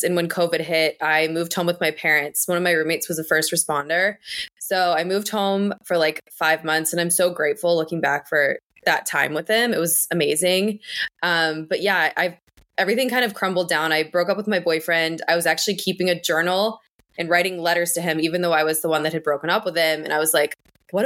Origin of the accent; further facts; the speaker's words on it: Northern Kentucky, United States; moved away as an adult; also born or lived in Louisville, Kentucky; now in Boston, United States; originally I'm from Kentucky. I grew up in Northern Kentucky and I moved to Louisville for college